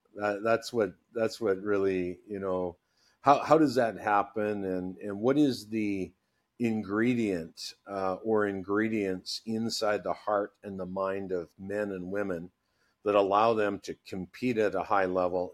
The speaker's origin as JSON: {"language": "English", "town": "Burnaby", "region": "British Columbia", "country": "Canada", "tie": "born or raised there", "said": "I'm a kid from Burnaby, British Columbia, just, uh, beside, uh, Vancouver. And, uh, grew up, uh, you know, in minor hockey"}